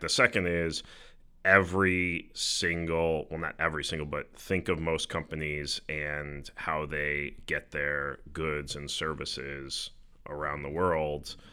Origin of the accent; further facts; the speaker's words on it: United States; we as American investors